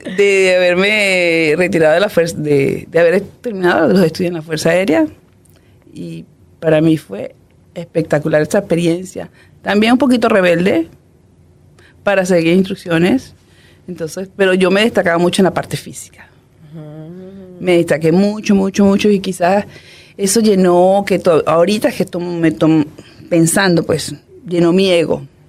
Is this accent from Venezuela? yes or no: yes; Puerto Ayacucho, Amazonas, Venezuela; moved away as an adult; yo soy del Amazonas, me crié en el Amazonas